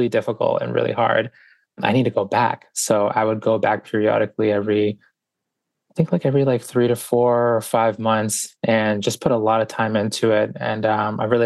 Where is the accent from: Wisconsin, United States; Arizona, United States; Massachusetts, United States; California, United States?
Massachusetts, United States; Boston; born or raised there; also born or lived in Guayaquil, Ecuador